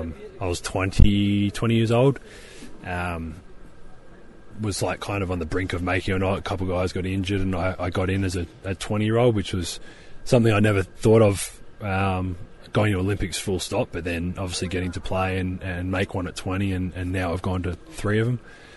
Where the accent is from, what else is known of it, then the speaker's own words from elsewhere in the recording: Adelaide, South Australia, Australia; My hometown's kind of not really known for too much. Adelaide itself is City of Churches, is what the nickname, I guess, is.